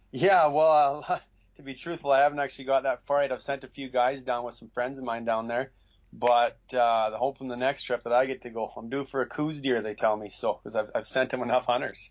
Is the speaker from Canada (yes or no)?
yes; Northwest Territories, Canada; now in Williams Lake, Canada; I grew up in Northwest Territories working for the Lancasters